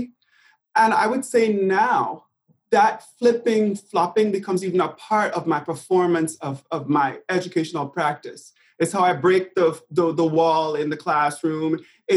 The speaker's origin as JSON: {"language": "English", "country": "Jamaica", "tie": "born or raised there", "also_born_or_lived": "New York", "moved": "as an adult", "lives_now": "United States", "said": "growing up in Jamaica."}